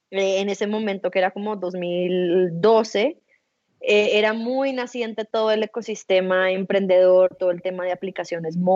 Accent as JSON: {"language": "Spanish", "region": "Bogotá", "country": "Colombia", "said": "soy colombiana, como bien lo mencionaste, nacida en Bogotá, eh, tengo 31 años en este momento"}